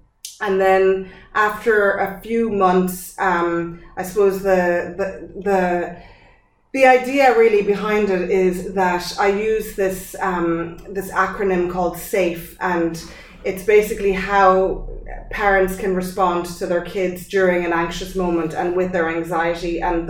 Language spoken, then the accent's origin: English; France; born there; so I was born in France.